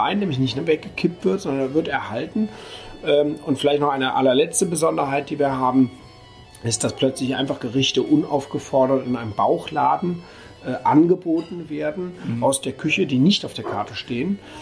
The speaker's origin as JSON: {"language": "German", "town": "Düsseldorf", "region": "North Rhine-Westphalia", "country": "Germany", "tie": "born or raised there", "also_born_or_lived": "Burma / Rügen / Austria / Switzerland", "moved": "as an adult", "lives_now": "Durbach, Germany", "said": "gebürtig aus Düsseldorf"}